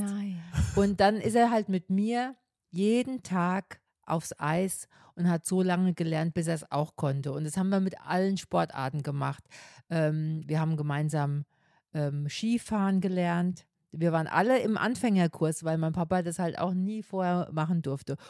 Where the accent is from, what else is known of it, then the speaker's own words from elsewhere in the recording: Münster, Germany; Bei uns in Münster